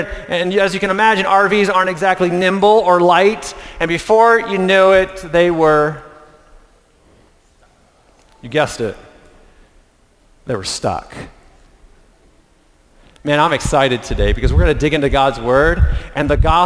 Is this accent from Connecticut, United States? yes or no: no; Reading, Pennsylvania, United States; moved away; I grew up with Teresa in Pennsylvania, going to Reading Junior Academy together